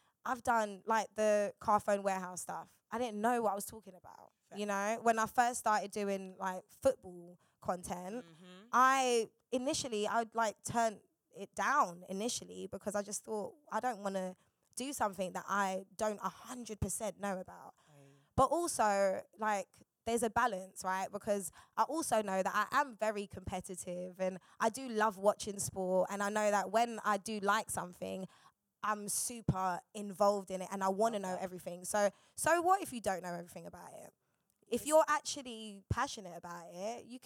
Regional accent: London, United Kingdom; I'm from South

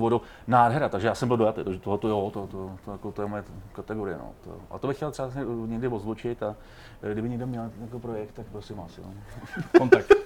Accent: Czechia; jsem hrdý na to, že jsem Čech

